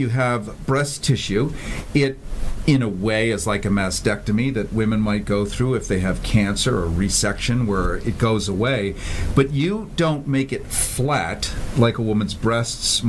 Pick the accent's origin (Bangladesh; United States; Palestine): United States; Chicago, Illinois; moved away; my hometown of Chicago